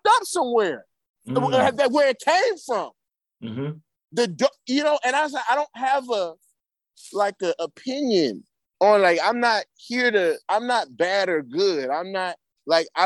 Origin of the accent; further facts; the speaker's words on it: Berkeley, California, United States; growing up in Berkeley and around this good schooling